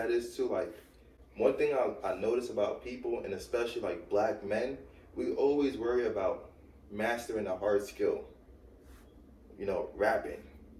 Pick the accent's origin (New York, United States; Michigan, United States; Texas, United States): New York, United States; New York City; moved away as an adult; now in New Jersey, United States; I'm from Brooklyn on Flatbush. I lived in the hood my whole life, East 18th Street, Church Ave.